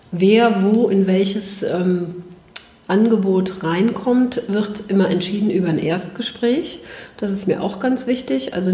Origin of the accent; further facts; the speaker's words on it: Bergisch Gladbach, North Rhine-Westphalia, Germany; Ja, gerne. Ja, ich bin aus Bergisch